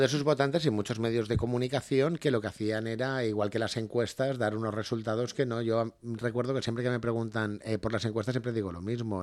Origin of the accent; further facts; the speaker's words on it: Sedaví, Valencian Community, Spain; poder ser alcalde de mi pueblo